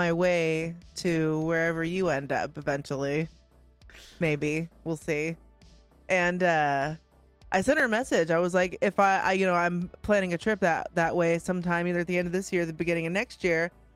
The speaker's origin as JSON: {"language": "English", "area": "Shasta County", "region": "California", "country": "United States", "tie": "born or raised there", "also_born_or_lived": "Bay Area, California", "said": "I was born in the Bay Area and then I moved out when I was 8. And so the vast majority of my growing up and development was up in Shasta County"}